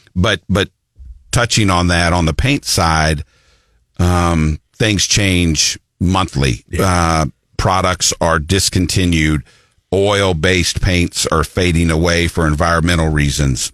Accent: Columbia, Missouri, United States; also born or lived in Florence, Alabama; when I was about three, my mother and I moved to Columbia, and I've been here ever since, which would be 53 years

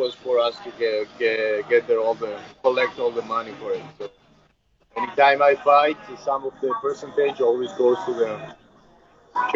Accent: Georgia; English is a second language; also born or lived in Netherlands; now in United States; I'm a kid from Georgia

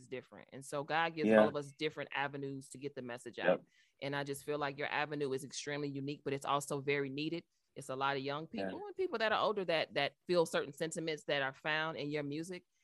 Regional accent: Chicago, Illinois, United States; moved away; my hometown of Chicago

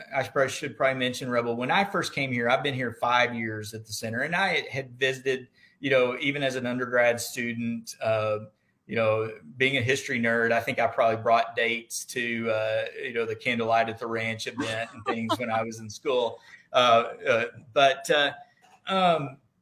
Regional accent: Deaf Smith County, Texas Panhandle, United States; growing up in Deaf Smith County, in the Texas Panhandle

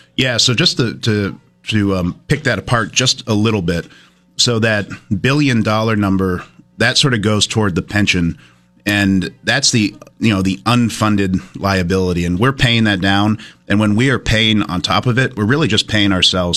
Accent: Brattleboro, Vermont, United States; growing up in Brattleboro

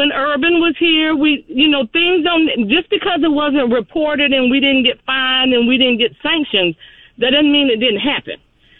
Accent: Gainesville, Florida, United States; I'm born and raised in Gainesville

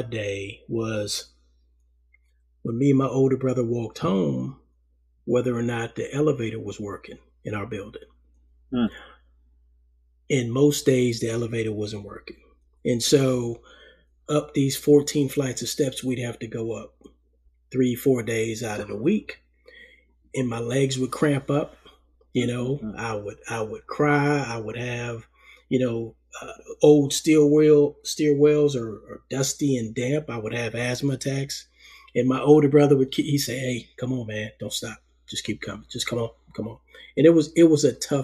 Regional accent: New York City, New York, United States; moved away; First 10 years of my life, you know, I was born in Harlem, New York, lived in Harlem with my parents and my older brother

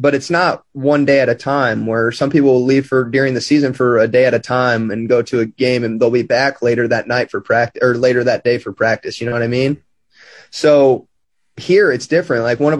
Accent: Midwest, United States; You know, I'm from the Midwest where about this time it's sweatshirt bonfire weather.

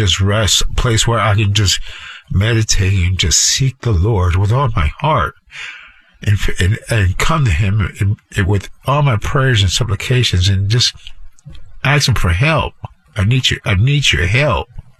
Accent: Chicago, Illinois, United States; now in South Florida, United States; I grew up in Chicago in a rough life, you know. Thank God I grew up in the church, you know, Palestine Temple.

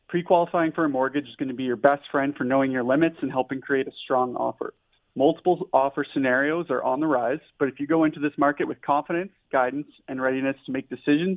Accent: Ontario, Canada; moved away as an adult; also born or lived in Wainwright, Alberta; now in Edmonton, Canada; I'm from Ontario

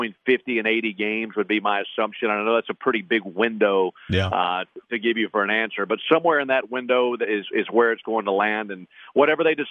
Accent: Mississippi, United States; I'm from Mississippi and grew up in Braves country.

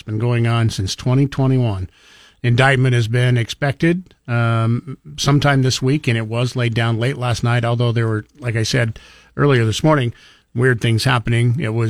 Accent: Grangeville, Idaho, United States; where I grew up in around Grangeville, Cottonwood

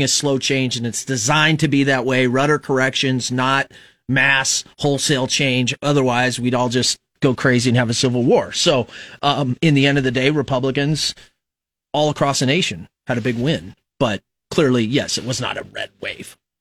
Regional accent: Fremont, Nebraska, United States; now in Lincoln, United States; I was raised in Fremont, so I wasn't really an Omaha or Lincoln guy

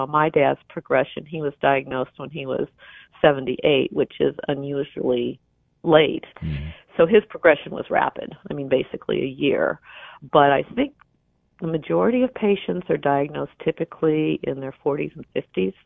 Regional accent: Champaign, Illinois, United States; moved away; I grew up in Champaign, and Champaign still feels much like home

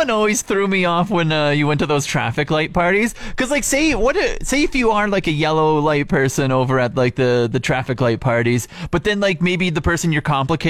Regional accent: Regina, Saskatchewan, Canada; now in Fort McMurray, Canada; I'm originally from Regina

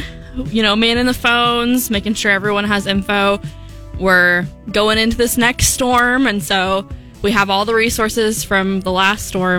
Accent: Rancho Murieta, California, United States; moved away as an adult; also born or lived in San Luis Obispo, California; I grew up kind of east of Sacramento towards like Amador. There's this really small town called Ranch Marietta.

